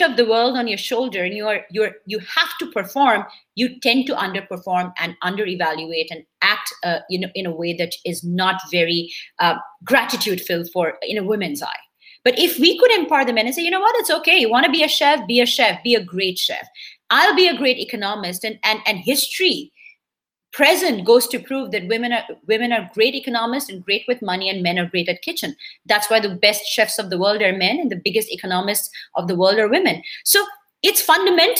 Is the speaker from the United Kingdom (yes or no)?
no; India; first language Bengali; English is a second language; moved away; I'm a super proud Indian Bengali Brahmin girl who's grown up and belongs from a country that is multicultural